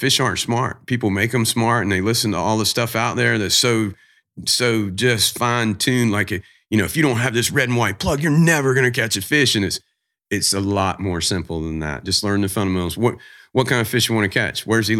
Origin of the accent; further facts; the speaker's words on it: the South, United States; I'm from the South, man. So I'm, you know, don't lie. I'm a NASCAR fan. Grew up in NASCAR.